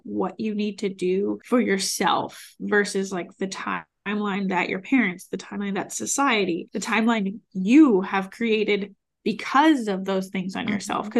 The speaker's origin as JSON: {"language": "English", "region": "New England", "country": "United States", "moved": "yes", "lives_now": "Austin, United States", "said": "I have friends here in Austin, I'm from New England"}